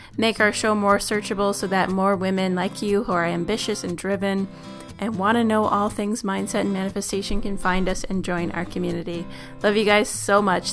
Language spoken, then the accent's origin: English; Southern Ontario, Canada; we're from Southern Ontario.